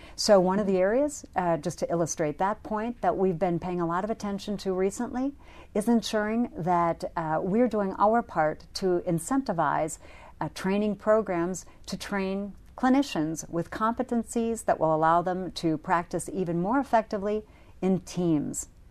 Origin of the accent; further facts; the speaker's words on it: North Dakota, United States; my home state, North Dakota